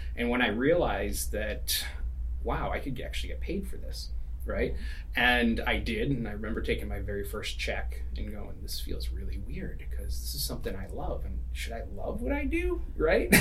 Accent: East Coast, United States; now in California, United States; I grew up, you know, we're in California now, but I grew up in the East Coast

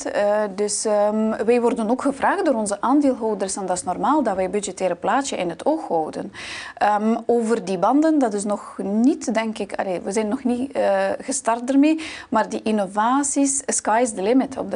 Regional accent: Baikonur, Kazakhstan; born there; dus ik ben geboren in Kazachstan aan de lanceerbasis in Baikonur.

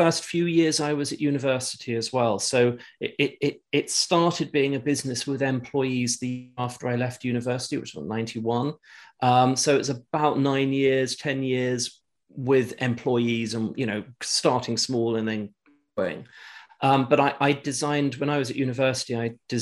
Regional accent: England, United Kingdom; I kind of grew up in England.

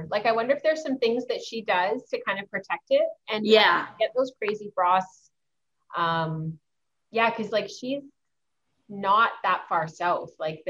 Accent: Ontario, Canada; from Ontario. And one of the things, and I'm originally from up north.

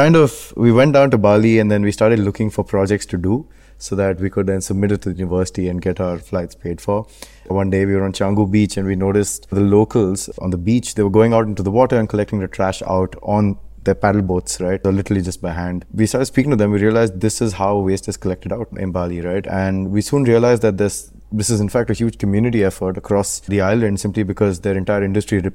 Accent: Bangalore, Karnataka, India; moved away as an adult; now in Hong Kong; I grew up in Bangalore in India

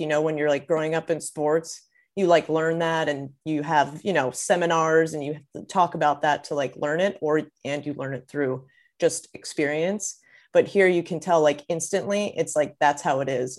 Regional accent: Maryland, United States; I'm from Maryland. That's where I grew up

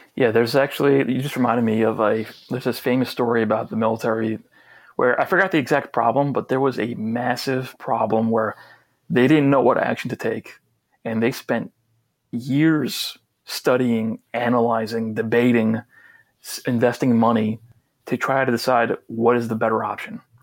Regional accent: New York, United States; I'm from New York

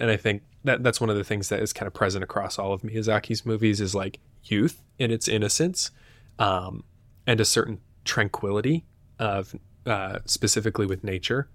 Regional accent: United States; as an American viewer

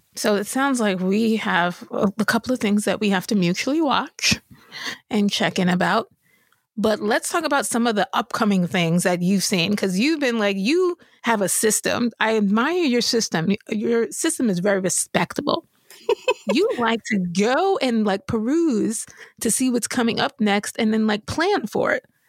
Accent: New York, United States; I grew up in New York

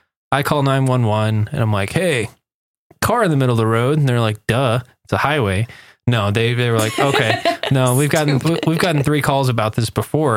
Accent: Texas, United States

